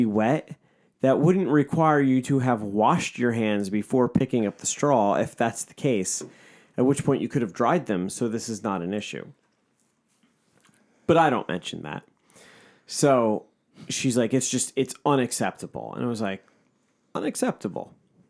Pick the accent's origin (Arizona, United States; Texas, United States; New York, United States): New York, United States; I grew up in New York. I'm a New York Jew. I know what a good bagel is.